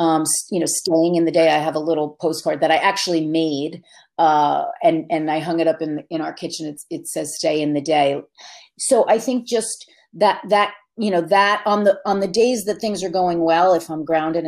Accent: Jersey Shore, New Jersey, United States; now in Hudson Valley, United States; my family's still all on the Jersey Shore

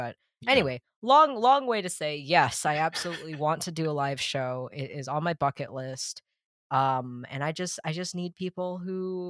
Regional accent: Massachusetts, United States; also born or lived in South China; I'm from South China, and I was adopted when I was 8 months old, and I was brought almost 8,000 miles to Massachusetts. Yeah. And I was raised in the same house my entire life. We never moved.

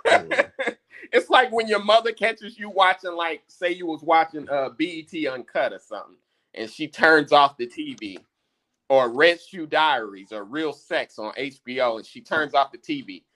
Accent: United States; We being American blacks

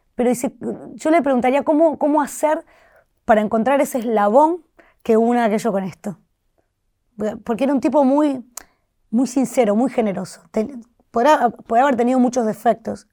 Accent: Santa Fe, Argentina; soy santafesina

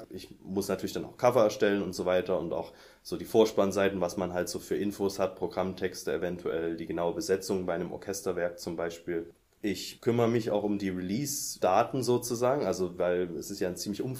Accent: Saxony, Germany; now in Leipzig, Germany; Ähm, ich komme aus der Nähe von Dresden.

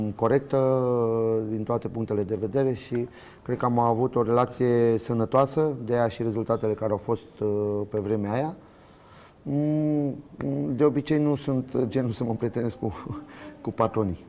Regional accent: Romania; moved away as an adult; also born or lived in Spain; sunt român, m-am născut aici

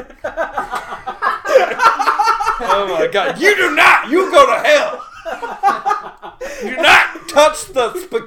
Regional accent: St. Louis, Missouri, United States; from my hometown, St. Louis

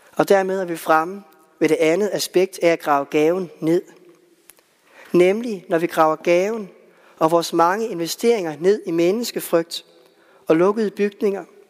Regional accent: West Jutland, Central Denmark Region, Denmark; i Vestjylland, hvor jeg voksede op

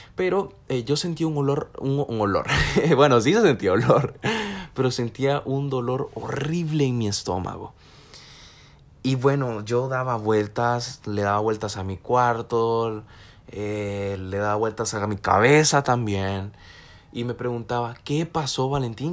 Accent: El Salvador; somos salvadoreños

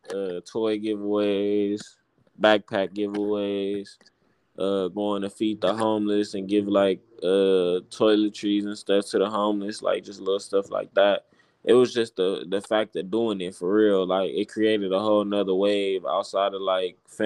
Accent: Compton, California, United States; I'm from Compton

